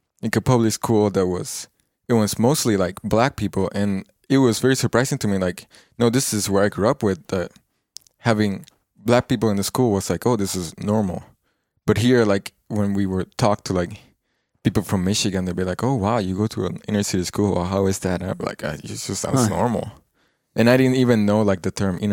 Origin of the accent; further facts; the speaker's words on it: Puerto Rico; now in United States; I'm from Puerto Rico. I just moved here like a couple months ago